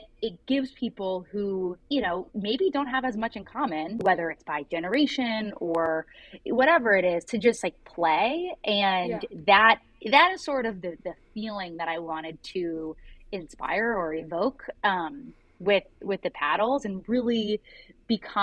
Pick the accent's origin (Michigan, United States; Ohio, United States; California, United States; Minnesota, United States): Ohio, United States; Cincinnati; moved away as an adult; also born or lived in San Francisco Bay Area / Chicago / Brooklyn, New York; I'm from Cincinnati. I grew up here in fifth generation Cincinnatian